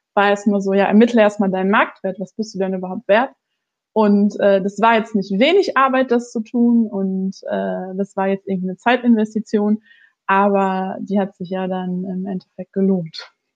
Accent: Ruhr area, North Rhine-Westphalia, Germany; ich komme aus dem Ruhrgebiet

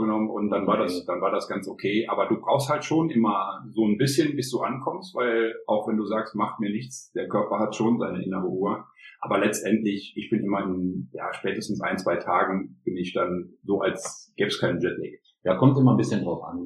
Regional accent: Germany; ich bin Deutscher

